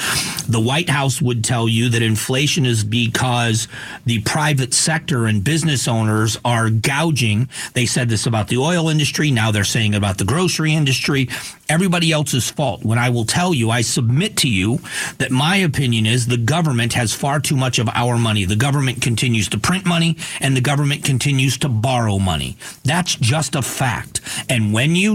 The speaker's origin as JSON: {"language": "English", "town": "Cleveland", "region": "Ohio", "country": "United States", "tie": "born or raised there", "also_born_or_lived": "Geauga County, Ohio", "said": "I was born in Cleveland, Ohio, and I lived in Geauga County in Northeast Ohio, which at the time was farm country"}